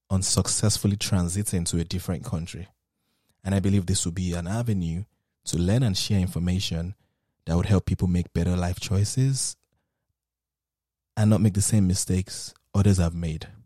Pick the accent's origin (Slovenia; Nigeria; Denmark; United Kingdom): Nigeria; now in United States; as a Nigerian who lives in the United States